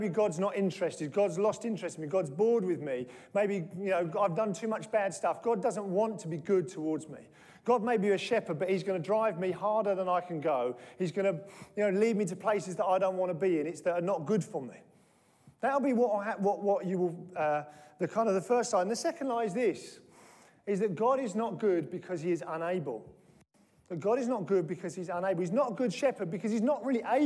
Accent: United Kingdom; we're British

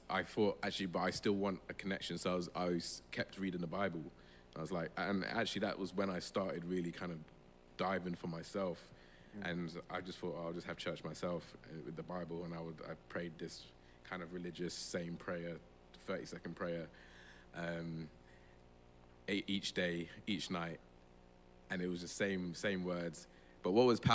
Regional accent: London, United Kingdom; I'm from London. I was born and bred here. Lambeth as well, Vauxhall.

